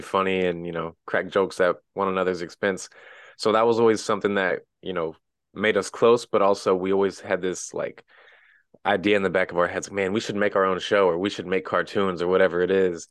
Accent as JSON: {"language": "English", "town": "Wellsville", "region": "Missouri", "country": "United States", "tie": "born or raised there", "said": "I originally grew up in a tiny town in the middle of nowhere in the Midwest, little town called Wellsville, Missouri, like twelve hundred people"}